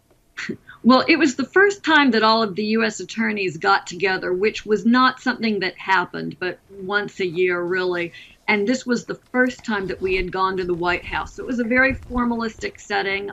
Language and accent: English; Alabama, United States; my home state of Alabama